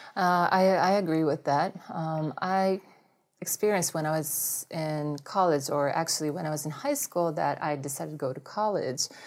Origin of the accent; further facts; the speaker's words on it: Japan; English is a second language; moved away; also born or lived in United States; since I grew up in Japan for a long time.